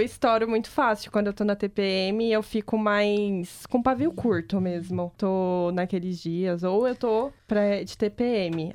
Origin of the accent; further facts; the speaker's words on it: Brazil; eu sou brasileira